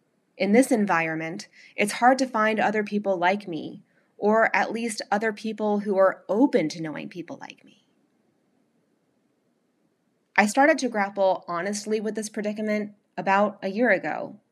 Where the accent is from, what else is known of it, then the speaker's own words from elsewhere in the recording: the South, United States; now in Long Island, United States; it can be hard to live as a Southerner in the elite club of generations long Long Islanders. I miss the voices of the South, the foods, the sounds, the smells, the entire way of life